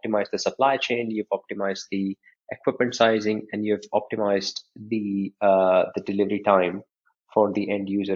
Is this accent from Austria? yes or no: no; Bhopal, Madhya Pradesh, India; I was born in a city that's famous for wrong reasons worldwide. City of Bhopal, which is famous for the industrial gas disaster